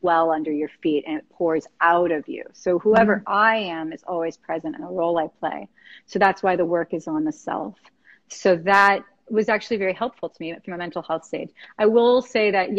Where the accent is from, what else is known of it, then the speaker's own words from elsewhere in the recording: West Palm Beach, Florida, United States; we're both from West Palm Beach